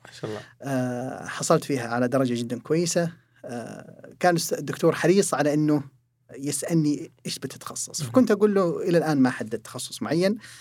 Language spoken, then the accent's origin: Arabic; Saudi Arabia; also born or lived in Jeddah; عندنا في المملكة العربية السعودية